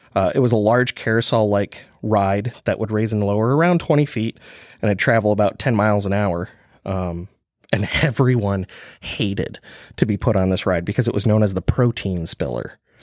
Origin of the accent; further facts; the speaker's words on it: eastern Michigan, United States; accent: Michigan; moved away as an adult; also born or lived in Kalamazoo, Michigan; now in Kansas, United States; being from Michigan, uh, growing up on the eastern side of the state